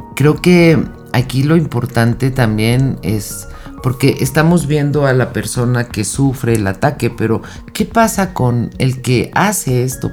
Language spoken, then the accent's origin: Spanish; Mexico; En México, que es de donde yo soy